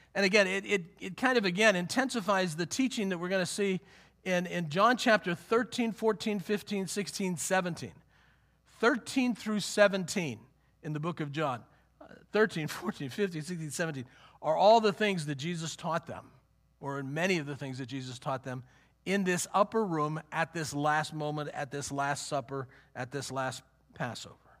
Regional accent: Western Pennsylvania, United States; I grew up in Western Pennsylvania

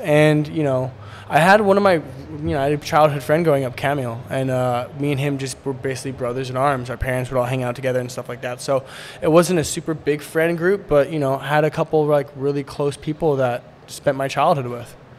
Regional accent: Seattle, Washington, United States; also born or lived in Poland; now in San Diego, United States; I was born in Seattle but lived in Poland growing up back and forth like mainly during the summer

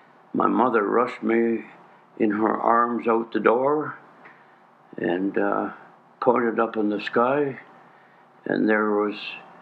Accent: Burlington, Ontario, Canada; born there; I was born in Burlington, actually in Nelson Township.

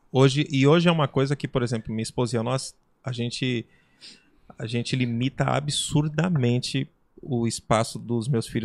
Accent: São Paulo, Brazil; A gente foi criado na Zona Leste de São Paulo.

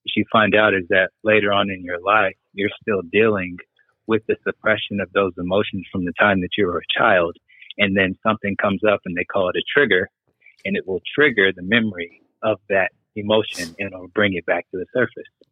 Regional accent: Lawton, Oklahoma, United States; moved away as an adult; also born or lived in Europe; as a young black boy growing up in Lawton, Oklahoma

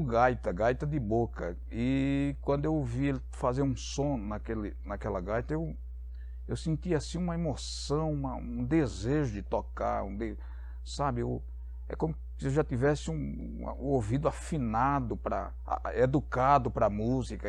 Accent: Maceió, Alagoas, Brazil; now in Campinas, Brazil; eu sou nordestino, sou de Maceió, do estado de Alagoas. É... Estou aqui em Campinas desde 96, outubro de 96. Eu vim de uma família muito humilde, muito pobre mesmo, morando no interior do estado de Alagoas

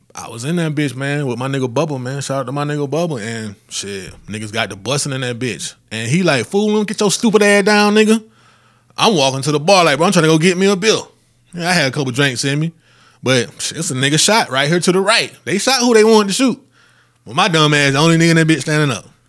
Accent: Columbus, United States; in my hometown, in Columbus

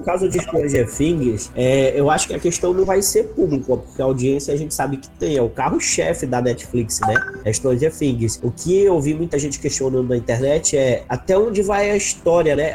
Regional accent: North Region, Brazil; accent: northern (sotaque do norte); o nosso sotaque do norte

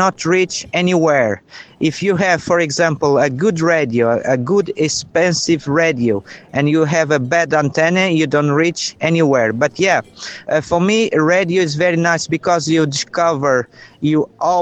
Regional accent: São Jorge, Madeira, Portugal; I'm from North Madeira Island, a place called São Jorge, near from the lighthouse.

